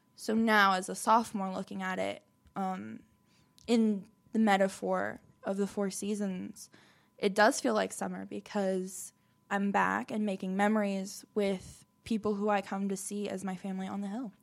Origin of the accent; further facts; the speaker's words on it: Orlando, Florida, United States; moved away as an adult; now in Chattanooga, United States; I was born in Orlando, Florida, but I moved to Chattanooga, Tennessee about six years ago